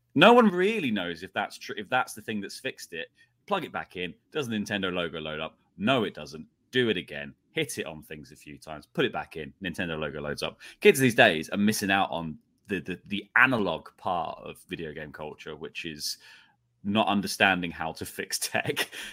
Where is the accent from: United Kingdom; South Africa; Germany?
United Kingdom; I'm British